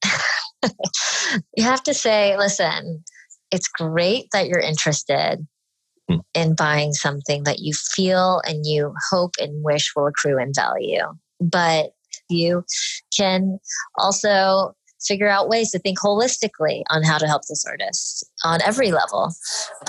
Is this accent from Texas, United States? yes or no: yes; Dallas, Texas, United States; I was born and raised in Dallas, Texas